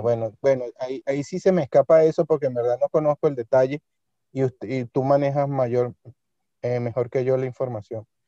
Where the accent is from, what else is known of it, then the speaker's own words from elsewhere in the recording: Venezuela; moved away as an adult; now in Spain; mi país de origen